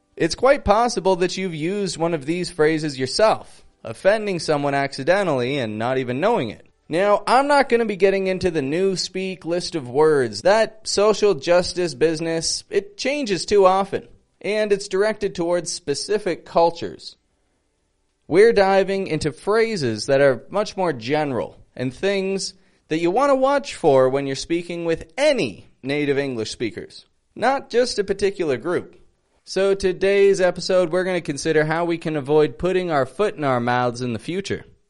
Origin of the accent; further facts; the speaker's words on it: Toronto, Ontario, Canada; I'm from Toronto